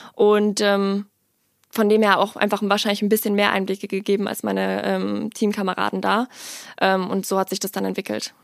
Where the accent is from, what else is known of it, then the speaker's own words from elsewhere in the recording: Ingolstadt, Bavaria, Germany; moved away as an adult; also born or lived in Worms; ich bin in Worms geboren und bin dann aber super schnell, ich glaube, ich war ein halbes Jahr, bin ich dann ähm, nach Ingolstadt gezogen mit meiner Familie und bin dann dort zur Schule gegangen